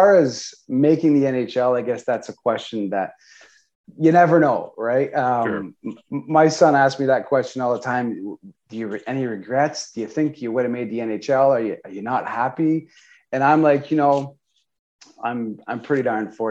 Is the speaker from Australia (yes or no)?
no; South Shore of Montreal, Quebec, Canada; So I was born and raised on the South Shore of Montreal, so in Eastern Townships in Canada.